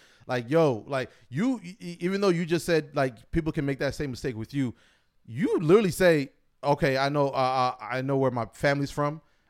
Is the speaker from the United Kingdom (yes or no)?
no; Kenya; born there; I tell someone I was born in Kenya every chance I get, and I was in Kenya for 2 seconds.